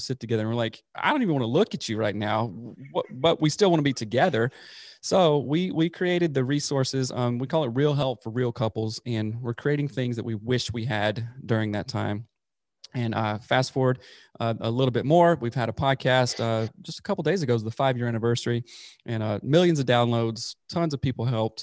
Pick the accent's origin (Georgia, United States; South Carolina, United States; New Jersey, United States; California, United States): South Carolina, United States; moved away as an adult; also born or lived in Seattle; I'm originally from South Carolina, born and raised there, grew up there in the Bible Belt